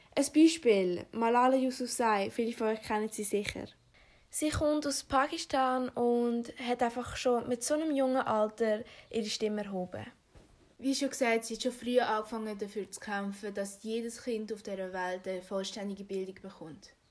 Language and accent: German; Afghanistan; moved away; komme gebürtig aus Afghanistan